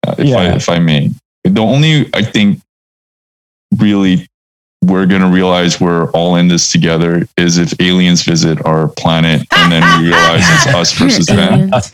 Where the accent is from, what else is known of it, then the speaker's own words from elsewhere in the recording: Vancouver, British Columbia, Canada; And I say, I'm from Vancouver.